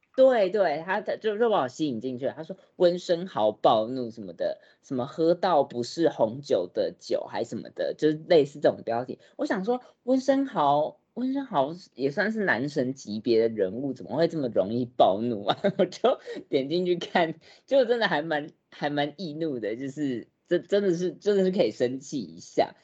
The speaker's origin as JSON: {"language": "Chinese", "country": "Taiwan", "said": "我们台湾人"}